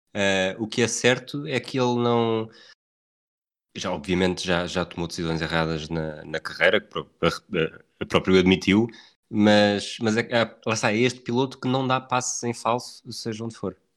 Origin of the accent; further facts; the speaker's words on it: Portugal; como bom português